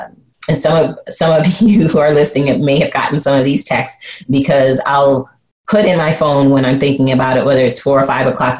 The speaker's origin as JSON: {"language": "English", "town": "Flint", "region": "Michigan", "country": "United States", "tie": "born or raised there", "said": "growing up in Flint, Michigan, and how my parents used strategy, leadership, and success to raise me"}